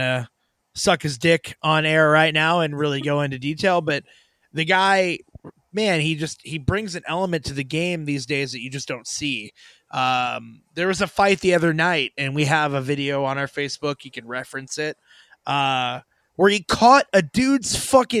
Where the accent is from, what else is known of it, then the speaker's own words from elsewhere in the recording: St. Louis, Missouri, United States; I'm from St. Louis, Missouri